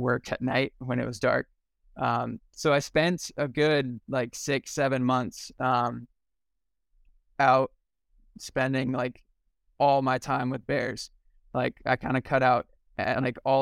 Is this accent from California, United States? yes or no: yes; Sacramento, California, United States; moved away as an adult; also born or lived in Lake Tahoe; I grew up in Sacramento, just outside of Tahoe